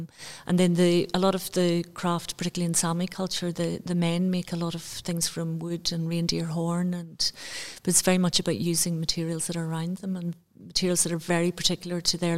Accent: Banbridge, Northern Ireland, United Kingdom; I grew up in Northern Ireland.

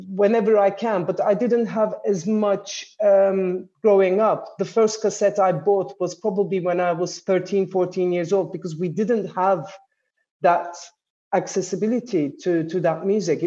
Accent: Istanbul, Turkey; also born or lived in Ankara; I was born in Ankara, but I was brought up in Istanbul in Turkey

